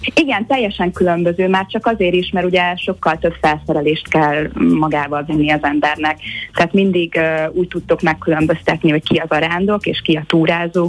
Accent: Hungary; now in Los Angeles, United States; a Balaton körül nőttem föl

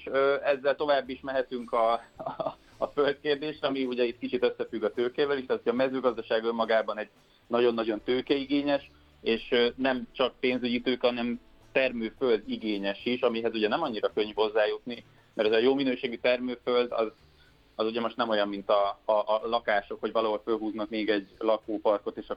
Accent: Budapest, Hungary; én is innen jöttem, tehát én egy budapesti gyerek

